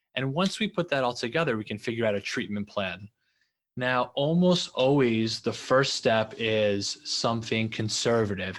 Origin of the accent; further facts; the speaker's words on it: New York, United States; also born or lived in Los Angeles; I'm from New York, and I just love the culture of New York, and I wanted to come back